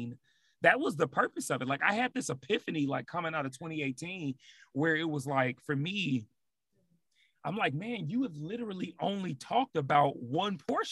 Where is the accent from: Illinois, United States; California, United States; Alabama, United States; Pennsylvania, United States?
Illinois, United States; Chicago; moved away as an adult; now in Seattle, United States; Chicago, like, just born and raised there, but even being in Seattle for the last 5 years now